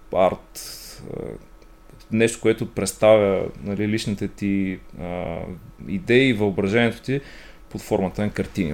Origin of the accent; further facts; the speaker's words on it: Ruse, Ruse Province, Bulgaria; роден съм в Русе, отраснал съм а, там.